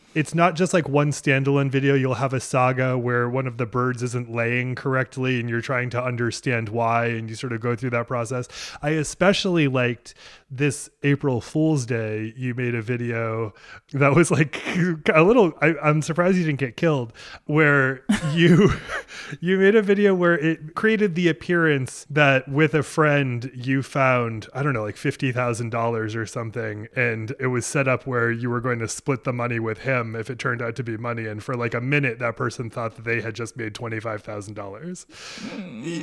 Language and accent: English; rural Maine, United States; also born or lived in Boston area, Massachusetts; my family moved to rural Maine when I was five from the Boston area